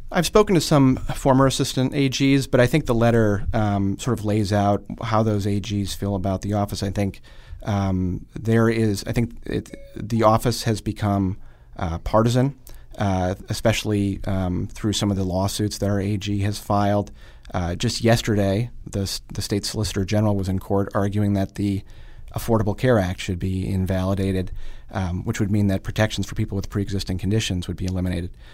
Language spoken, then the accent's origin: English; Oshkosh, Wisconsin, United States; moved away; also born or lived in Fond du Lac, Wisconsin / Baltimore; I grew up in Oshkosh and Fond du Lac